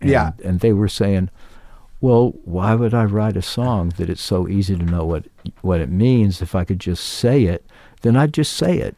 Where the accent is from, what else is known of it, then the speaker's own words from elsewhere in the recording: Gainesville, Florida, United States; Grew up in Gainesville, Florida.